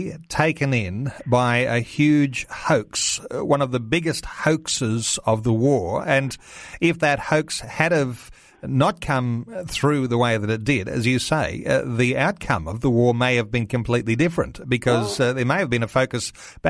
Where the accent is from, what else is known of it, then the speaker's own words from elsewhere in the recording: Australia; it's something we can be actually very proud of as an Australian